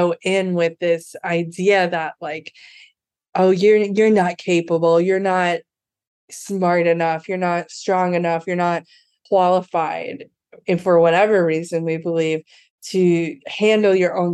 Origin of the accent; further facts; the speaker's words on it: Midwest, United States; moved away as an adult; also born or lived in California / Port-au-Prince, Haiti; I'm from the Midwest